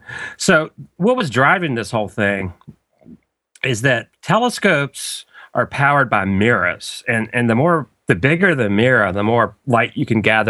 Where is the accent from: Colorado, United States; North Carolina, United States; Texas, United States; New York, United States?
North Carolina, United States; I grew up in the South here in North Carolina, and we used to hunt squirrels.